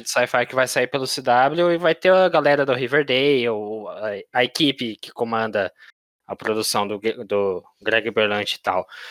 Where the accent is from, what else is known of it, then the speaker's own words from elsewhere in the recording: Brazil; a gente, como os brasileiros